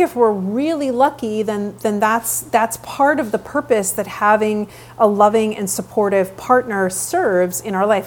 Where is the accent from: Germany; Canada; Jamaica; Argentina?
Canada; Vancouver, British Columbia; moved away; I'm born and raised in Vancouver, Canada